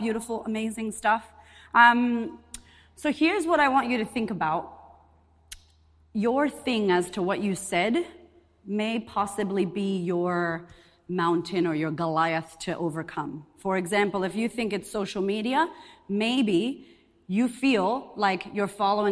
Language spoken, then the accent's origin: English; Boston, Massachusetts, United States; moved away as an adult; also born or lived in Puerto Rico; now in Australia; I'm Puerto Rican. I'm from Boston originally, and I've been in Australia 9 years